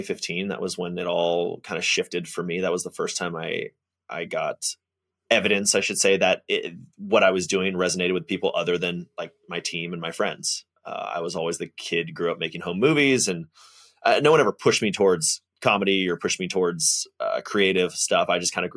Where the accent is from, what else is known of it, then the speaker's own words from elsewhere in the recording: Atlanta, Georgia, United States; I'm from Atlanta, Georgia, originally born and mostly raised